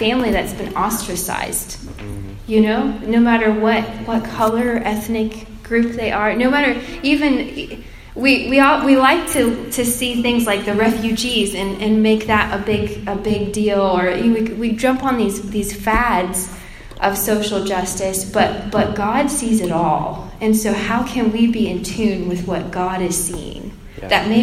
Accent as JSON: {"language": "English", "town": "Plant City", "region": "Florida", "country": "United States", "tie": "born or raised there", "moved": "as an adult", "lives_now": "Nashville, United States", "said": "I grew up in Plant City, Florida"}